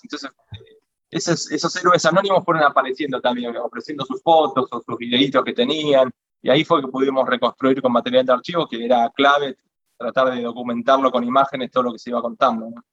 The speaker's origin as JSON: {"language": "Spanish", "town": "Avellaneda", "region": "Buenos Aires Province", "country": "Argentina", "said": "la, gran mayoría de los militantes de FAC somos de ahí de Avellaneda, de Zona"}